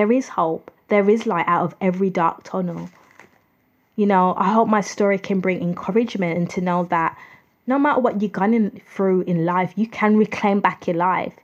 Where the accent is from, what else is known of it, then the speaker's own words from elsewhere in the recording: United Kingdom; I'm from the United Kingdom